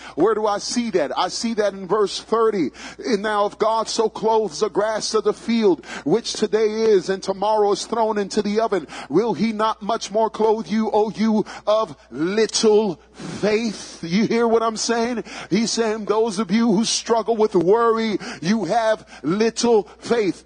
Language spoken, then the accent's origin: English; New York City, New York, United States; I grew up in the boogie down Bronx, Bronx, New York